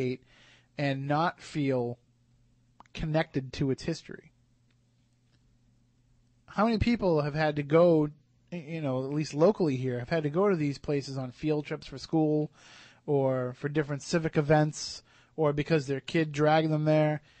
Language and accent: English; Plymouth, Massachusetts, United States; as a kid, especially growing up in Plymouth